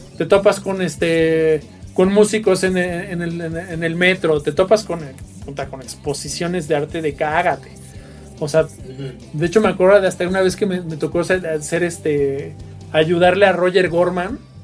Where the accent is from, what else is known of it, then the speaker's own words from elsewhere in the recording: Mexico City, Mexico; Venimos de, la zona sur, de la clase media de la Ciudad de México